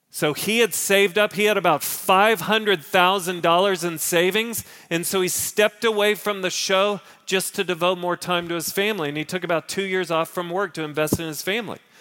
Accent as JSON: {"language": "English", "area": "Park Cities", "region": "Texas", "country": "United States", "tie": "born or raised there", "said": "I grew up in the Park Cities."}